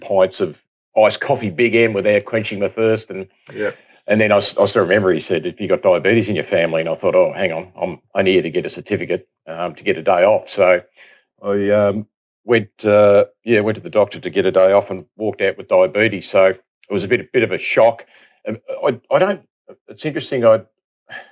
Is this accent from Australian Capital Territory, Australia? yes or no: no; Kyneton, Victoria, Australia; also born or lived in Melbourne, Australia; I'm from Kyneton originally, so we're in the Bendigo League.